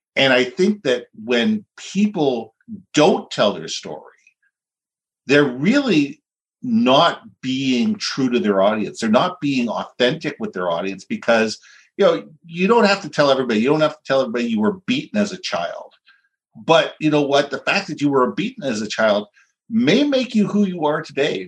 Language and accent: English; Vancouver, British Columbia, Canada; moved away as an adult; also born or lived in Minneapolis, United States; I grew up here. I was in Vancouver till about 1987. Went through high school, elementary school.